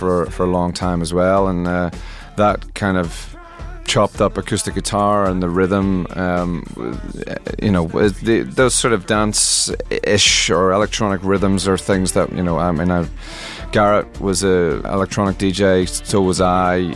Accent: Northern Ireland, United Kingdom; I grew up in Northern Ireland, and Northern Ireland was an extraordinarily closed community at that time

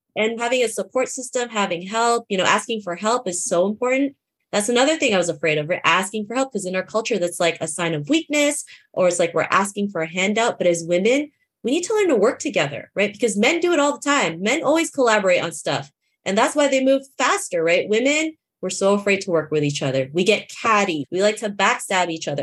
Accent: Toronto, Ontario, Canada; I grew up in Toronto, Canada

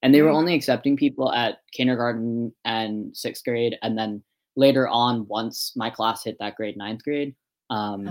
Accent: Massachusetts, United States; also born or lived in Guangdong, China / Hunan, China; I grew up in Massachusetts.

